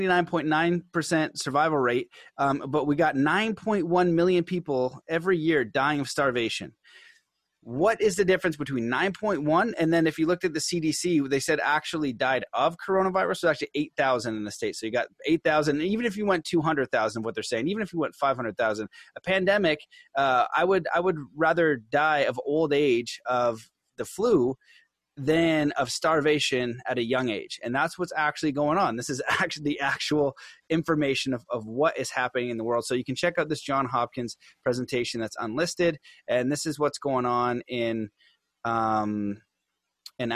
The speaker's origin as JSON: {"language": "English", "country": "Canada", "said": "I'm Canadian"}